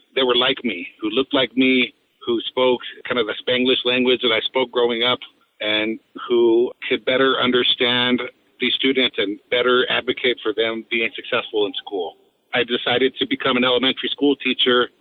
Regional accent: Delta, Colorado, United States; I have a lot of love for my hometown. Delta was a place where I was raised

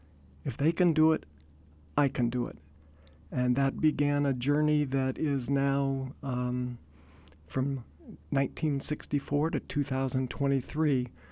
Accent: Denver, Colorado, United States; I grew up in Denver, Colorado

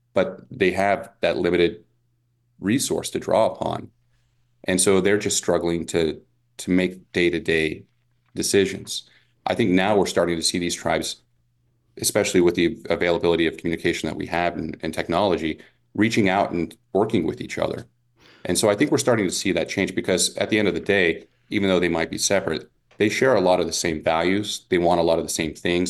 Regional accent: Las Vegas, Nevada, United States; I grew up here in Las Vegas

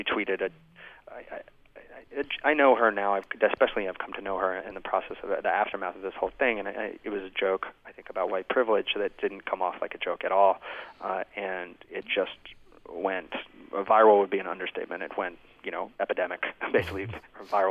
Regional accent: United States; I'm an American

